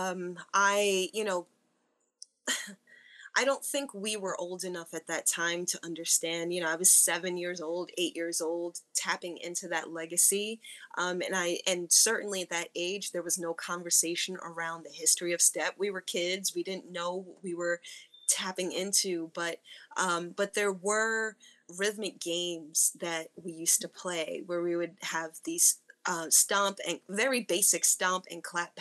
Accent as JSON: {"language": "English", "town": "Newark", "region": "New Jersey", "country": "United States", "tie": "born or raised there", "also_born_or_lived": "Western Massachusetts", "said": "growing up in Newark, New Jersey"}